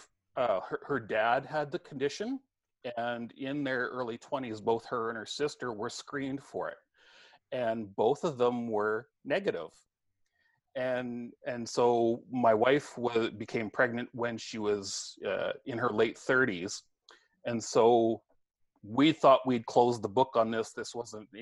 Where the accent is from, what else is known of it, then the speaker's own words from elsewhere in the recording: just north of Brandon, southwestern Manitoba, Canada; I grew up in southwestern Manitoba, just north of Brandon